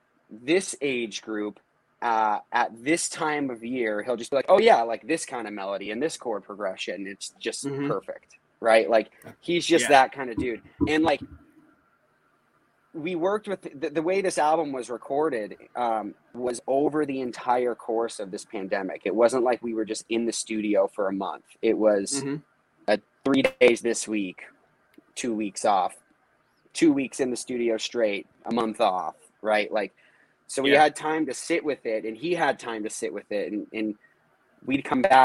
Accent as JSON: {"language": "English", "region": "Northeast", "country": "United States", "tie": "born or raised there", "said": "Like, this is what we grew up doing. Just growing up in the Northeast, everyone played in basements, shows, practices, whatever."}